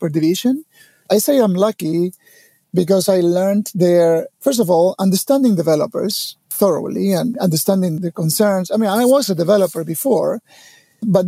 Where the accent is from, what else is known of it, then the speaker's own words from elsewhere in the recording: Argentina; I was born in Argentina many, many years ago